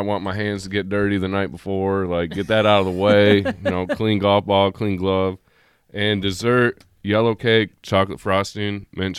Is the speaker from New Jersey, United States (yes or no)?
no; Michigan, United States; I'm from Michigan, where vegetables are good to eat, like in the fall.